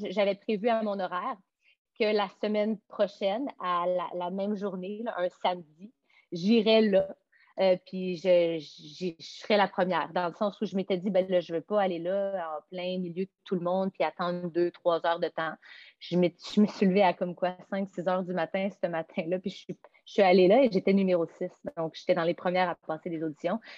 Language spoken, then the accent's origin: French; Montreal, Quebec, Canada; also born or lived in Los Angeles; je ne suis pas revenue chez nous à Montréal